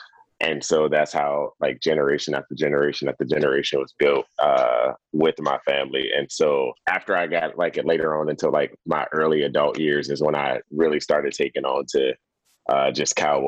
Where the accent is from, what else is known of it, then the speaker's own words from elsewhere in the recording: Detroit, Michigan, United States; also born or lived in Hattiesburg, Mississippi / Nashville, Tennessee; now in South Texas, United States; I'm in South Texas now. I came down from Nashville, Tennessee. My story is I was actually born and raised in the city. So I was born and raised in Detroit, Michigan, but my family's ranch was down in Hattiesburg, Mississippi.